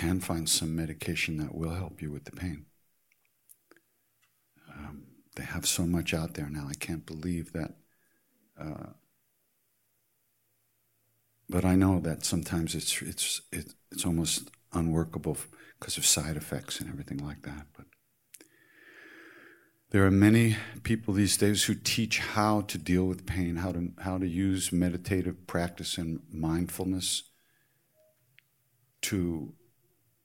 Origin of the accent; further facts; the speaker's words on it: New York, United States; I'm from New York